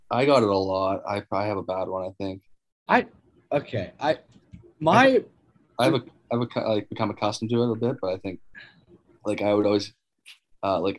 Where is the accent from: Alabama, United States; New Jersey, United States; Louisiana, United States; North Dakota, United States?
North Dakota, United States; I would tell people sometimes I'd be like, I'm from North Dakota